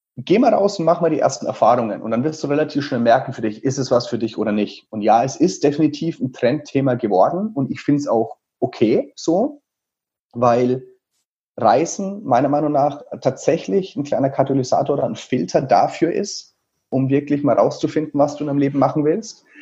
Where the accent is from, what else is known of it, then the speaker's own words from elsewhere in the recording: Teilheim, Bavaria, Germany; in einem Sportheim vom SV Teilheim, also in diesem kleinen Dorf, wo ich aufgewachsen bin